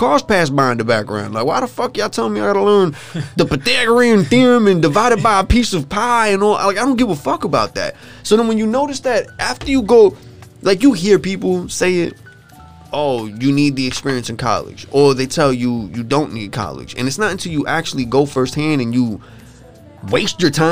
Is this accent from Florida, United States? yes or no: no; Huntington, New York, United States; we grew up in Huntington